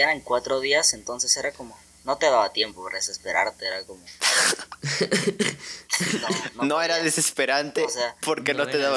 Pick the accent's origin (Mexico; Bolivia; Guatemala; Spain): Bolivia; Somos de Bolivia.